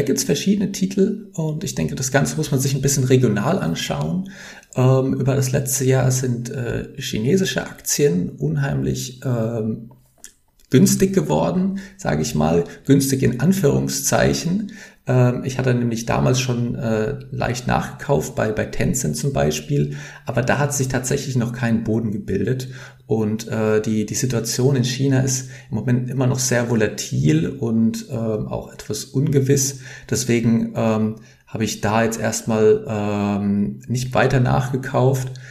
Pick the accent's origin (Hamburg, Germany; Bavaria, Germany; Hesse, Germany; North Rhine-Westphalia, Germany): Hesse, Germany; near Frankfurt; moved away as an adult; now in Amsterdam, Netherlands; Ich komme aus, äh, aus der Nähe von Frankfurt ursprünglich, wohne aber jetzt in Amsterdam seit mehr als sechs Jahren